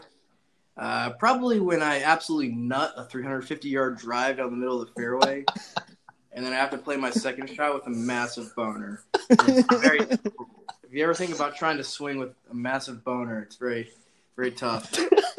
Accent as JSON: {"language": "English", "region": "a small town in Iowa", "country": "United States", "tie": "born or raised there", "said": "My home state is from a small town in Iowa"}